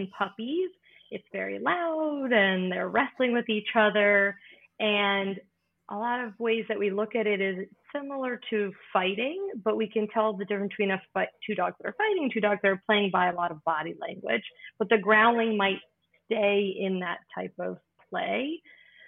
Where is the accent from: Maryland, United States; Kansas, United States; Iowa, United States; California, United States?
Maryland, United States; moved away as an adult; also born or lived in Florida / Washington, D.C.; now in Pennsylvania, United States; I'm originally from Maryland